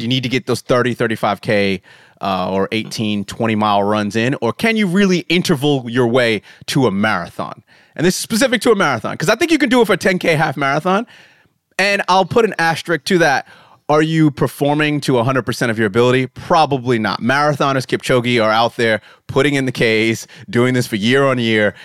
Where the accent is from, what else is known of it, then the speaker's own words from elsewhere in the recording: United States; moved away; I'm American